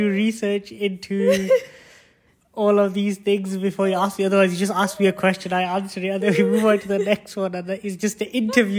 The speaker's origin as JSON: {"language": "English", "town": "Bolton", "region": "North West England", "country": "United Kingdom", "tie": "born or raised there", "moved": "as an adult", "lives_now": "United States", "said": "Bolton. I was born in Royal Bolton Infirmary."}